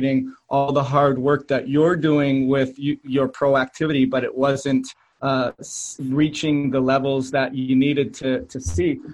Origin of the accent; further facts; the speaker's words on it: Canada; moved away as an adult; I was moving to a new country. I'm from Canada